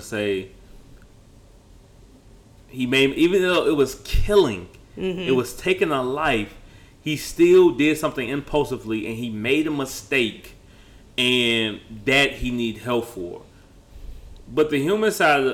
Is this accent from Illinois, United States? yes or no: yes; Chicago, Illinois, United States; now in Houston, United States; we're from the Midwest